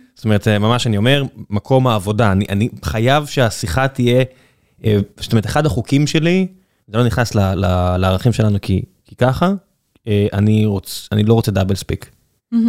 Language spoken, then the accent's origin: Hebrew; Beersheba, Southern District, Israel; אני, אני מכיר את זה מן הסתם כבאר שבעי